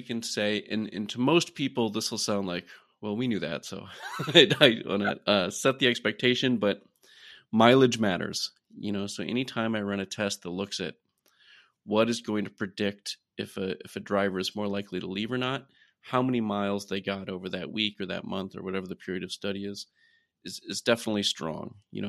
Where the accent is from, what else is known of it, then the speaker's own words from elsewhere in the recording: Iowa, United States; I'm from Iowa originally, grew up around farming